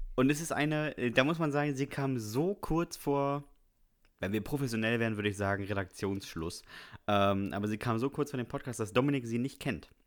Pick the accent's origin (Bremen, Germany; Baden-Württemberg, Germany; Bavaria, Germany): Bremen, Germany; ich bin ja in Bremen zur Schule gegangen